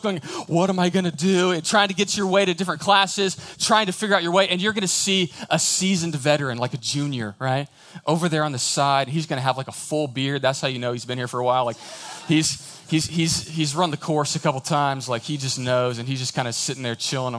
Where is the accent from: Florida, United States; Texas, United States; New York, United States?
Texas, United States; Houston; moved away as an adult; now in College Station, United States; I grew up in the big city. I grew up in Houston.